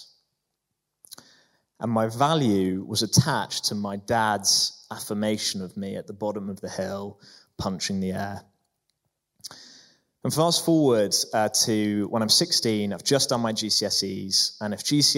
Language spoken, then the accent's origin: English; Prague, Czechia; I grew up in Prague